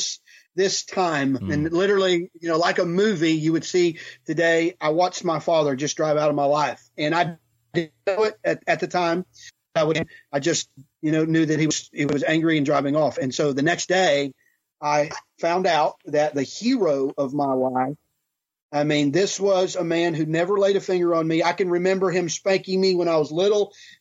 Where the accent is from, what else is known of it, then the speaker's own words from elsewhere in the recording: Houston, Texas, United States; also born or lived in California; we moved to Texas. And so I grew up in Texas, in Houston. And so I'm a Texan